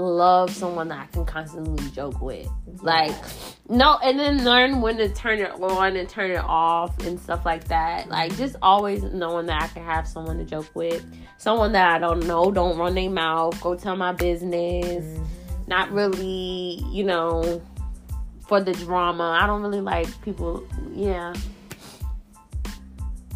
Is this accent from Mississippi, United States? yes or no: no; Richmond, Virginia, United States; moved away; I'm from Richmond